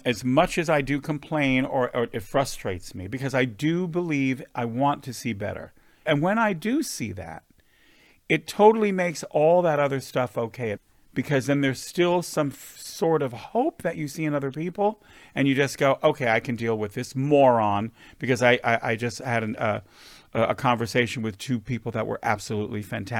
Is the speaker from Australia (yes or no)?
no; West Hollywood, California, United States; Listen, we live in West Hollywood. We grew up here in West Hollywood.